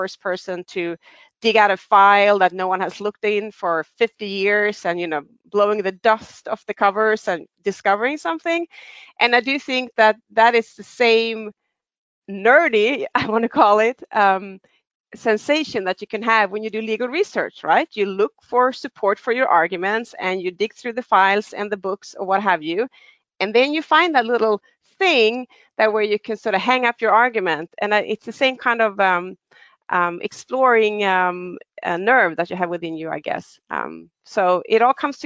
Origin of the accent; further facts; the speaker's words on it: Sweden; also born or lived in Stockholm; I'm Swedish. I reside in Stockholm. I have been living in Sweden for most of my life